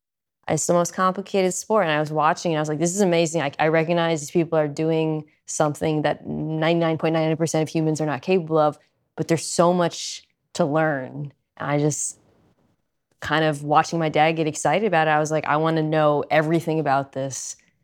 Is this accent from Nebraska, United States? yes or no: yes; Offutt Air Force Base, Nebraska, United States; born there; I was born in Offutt Air Force Base in Nebraska.